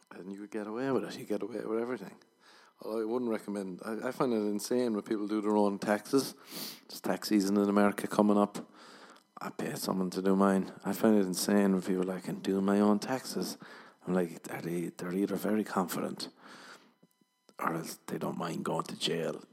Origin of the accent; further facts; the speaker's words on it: Ireland; I'm Irish